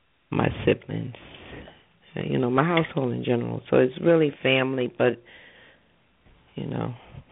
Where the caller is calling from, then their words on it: New Jersey, United States; I'm calling from New Jersey.